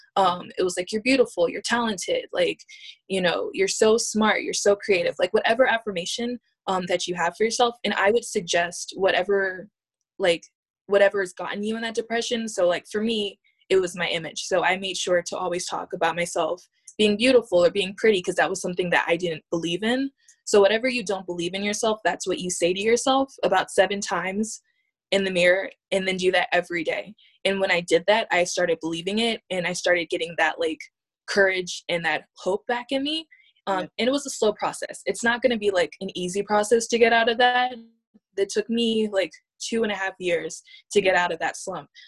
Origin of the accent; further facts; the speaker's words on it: Hope Mills, North Carolina, United States; also born or lived in Honolulu, Hawaii; now in San Francisco, United States; I, I grew up in Hope Mills, which is a small town